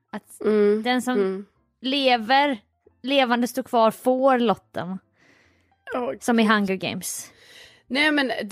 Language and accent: Swedish; Grästorp, Sweden; Var växte jag upp? Grästorp. Jajamän, och inte det Grästorp som finns i Västergötland utan Grästorp som ligger i... Ja, Jönköping, givetvis.